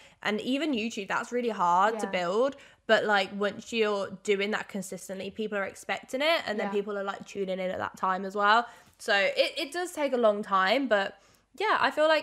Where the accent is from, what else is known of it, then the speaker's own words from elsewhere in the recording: Birmingham, West Midlands, United Kingdom; I've been living in Birmingham for God knows how long. Like, it's literally been my baby, my hometown